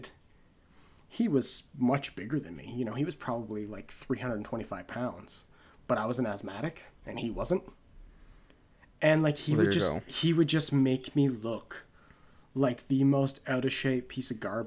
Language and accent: English; Canada; as Canadian NBA fans